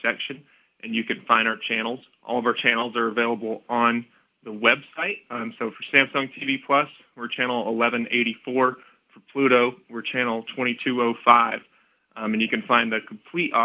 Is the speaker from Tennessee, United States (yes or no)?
yes; Tennessee, United States; I grew up in Tennessee hunting deer